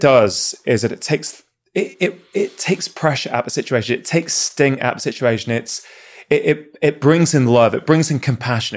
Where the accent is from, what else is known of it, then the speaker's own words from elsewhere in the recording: United Kingdom; as a kid growing up in the U K